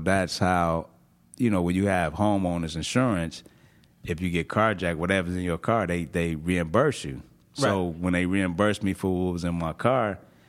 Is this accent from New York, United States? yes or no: no; Chicago, Illinois, United States; born or raised there